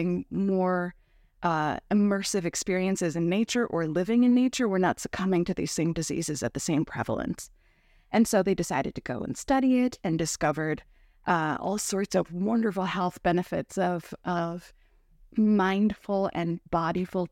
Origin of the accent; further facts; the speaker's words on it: San Diego, California, United States; now in Minnesota, United States; I was raised in San Diego, California, which is a very temperate atmosphere. And but I was born in Minnesota